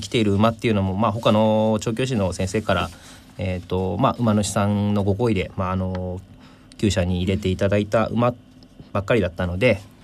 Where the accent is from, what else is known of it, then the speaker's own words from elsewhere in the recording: Maebashi, Gunma, Japan; 地元群馬県であの前橋市なんですが